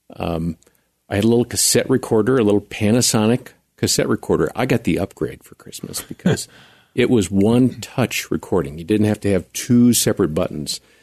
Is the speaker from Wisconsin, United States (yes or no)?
yes; central Wisconsin, United States; moved away as an adult; also born or lived in Chicago / Texas; when I was about three, we moved from Chicago up to central Wisconsin